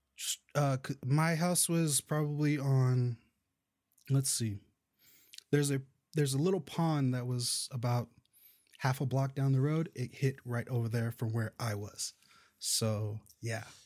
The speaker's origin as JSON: {"language": "English", "town": "Indio", "region": "California", "country": "United States", "tie": "born or raised there", "moved": "yes", "said": "I'm originally from that area. I grew up in the town over called, uh, Indio"}